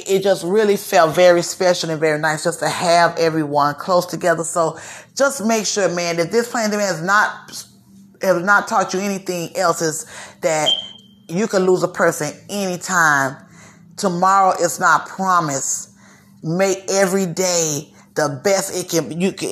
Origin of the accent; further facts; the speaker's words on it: Broward County, Florida, United States; also born or lived in Dade County, Florida; When I moved from Dade County to Broward County